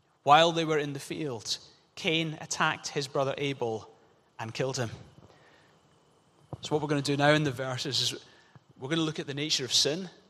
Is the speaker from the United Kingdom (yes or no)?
yes; Glasgow, Scotland, United Kingdom; growing up in Glasgow